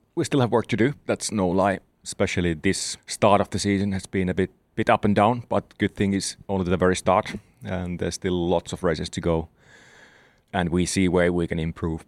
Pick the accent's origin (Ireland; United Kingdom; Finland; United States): Finland; Southern Finland; in the south of Finland where I'm from